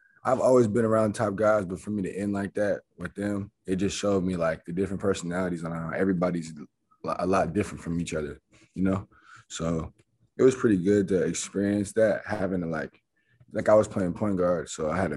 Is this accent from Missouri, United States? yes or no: no; Arizona, United States; I'm from Arizona